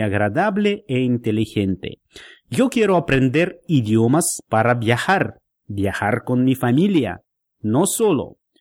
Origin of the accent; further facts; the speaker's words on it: Vladimir, Vladimir Oblast, Russia; Spanish is a second language; now in Moscow, Russia; yo vivo en Moscú, la capital de nuestro país, pero soy de Vladimir, una ciudad pequeña.